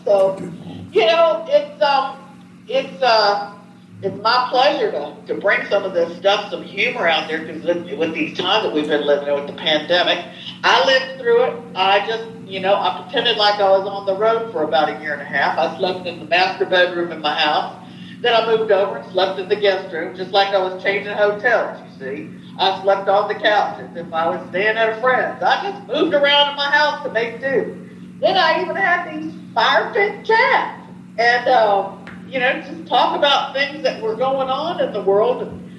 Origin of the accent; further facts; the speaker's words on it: Tennessee, United States; also born or lived in Chicago; But anyways, I moved off to Tennessee from Chicago. I lived in Chicago, and I came back to my roots. I got down here. I'm in East Tennessee outside of Knoxville.